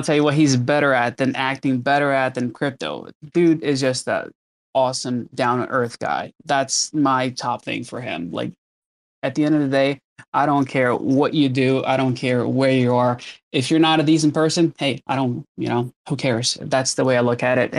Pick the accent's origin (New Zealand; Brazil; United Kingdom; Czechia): Brazil; now in Southern California, United States; I was born in Brazil, but I've been in the U.S. for, I don't know how many, like over 20 years now.